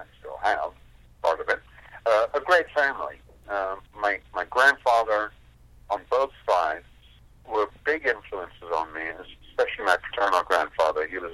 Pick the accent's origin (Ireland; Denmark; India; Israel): India; moved away as an adult; now in United States; I left India to come to America